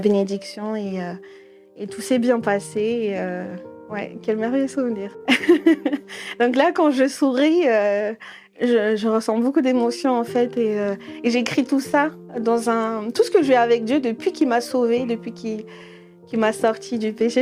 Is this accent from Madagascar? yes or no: yes; Madagascar; je suis malgache